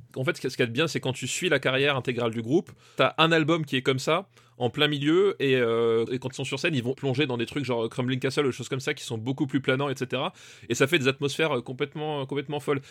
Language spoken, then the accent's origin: French; Alsace, Grand Est, France; je viens pas de l'Est, je viens d'Alsace